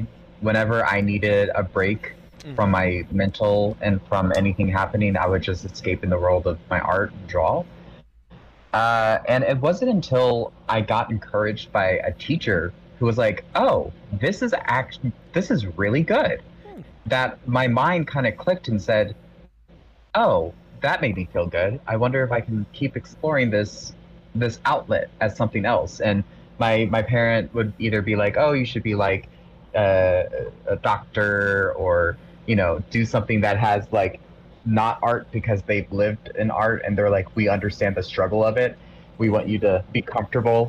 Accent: Eastern Shore of Maryland, United States; I'm from the East Coast of Maryland

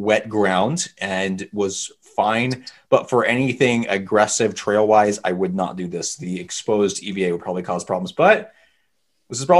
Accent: Portland, United States; we're from Portland where we don't get a lot of snow, but we get a ton of ice every single year

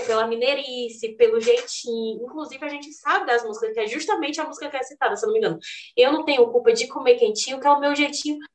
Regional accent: Northeast Region, Brazil; eu, nordestina

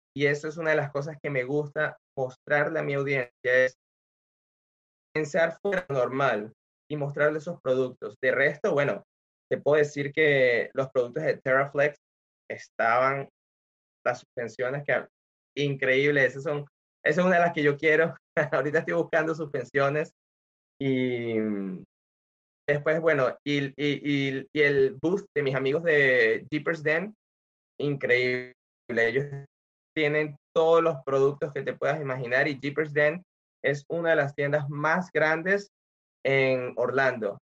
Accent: Venezuela; moved away as an adult; also born or lived in Nebraska, United States; now in Florida, United States; yo soy venezolano, vine a los Estados Unidos hace unos 16 años

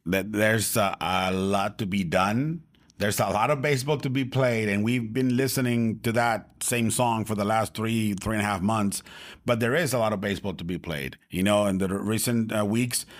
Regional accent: Tijuana, Baja California, Mexico; I'm from Tijuana

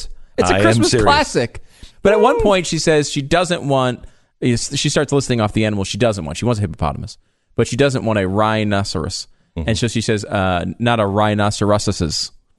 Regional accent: Connecticut, United States; moved away; I grew up in Connecticut

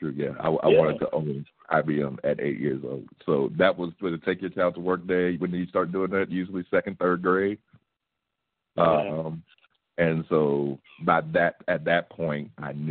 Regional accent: St. Louis, Missouri, United States; I'm from St. Louis, born and raised.

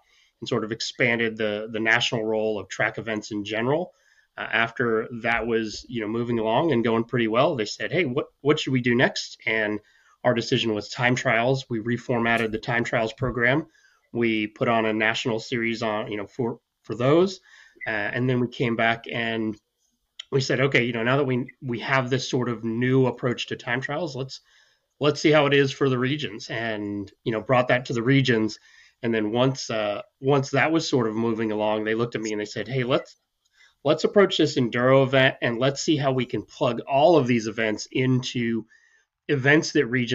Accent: Columbia, South Carolina, United States; I grew up in Columbia, South Carolina

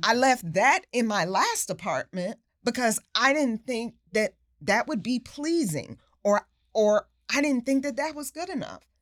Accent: New York, United States; a kid growing up in New York

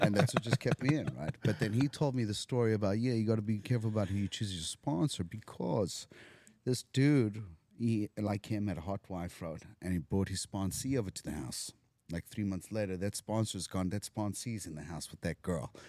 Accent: South Africa; moved away as an adult; now in Los Angeles, United States; I'm from Africa

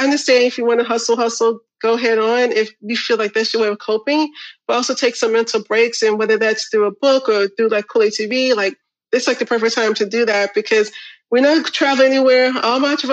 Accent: Illinois, United States; we're from Illinois

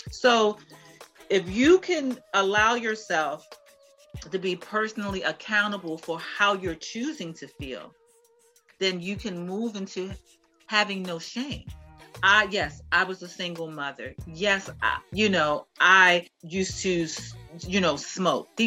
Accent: Baltimore, Maryland, United States; I'm from Baltimore

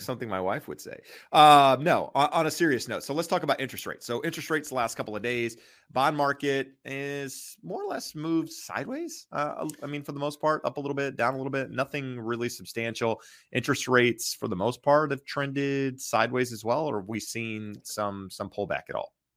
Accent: North Carolina, United States; I'm from North Carolina

